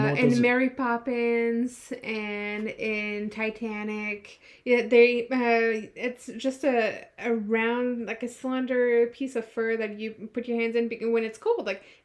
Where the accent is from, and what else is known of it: France; born or raised there; moved away